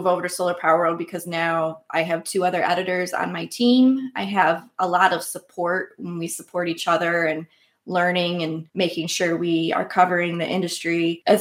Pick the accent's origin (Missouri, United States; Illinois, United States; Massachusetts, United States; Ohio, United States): Ohio, United States; Fremont; I grew up in Northwest Ohio in a town. It's called Fremont, Ohio